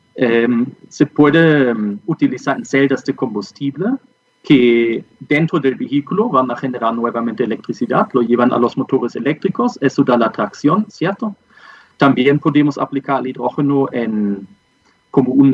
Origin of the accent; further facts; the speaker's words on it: Germany; accent: German; Spanish is a second language; moved away as an adult; also born or lived in Peru / Colombia; now in Santiago, Chile; soy de origen alemán. creo que el äh, acento que tengo también lo indica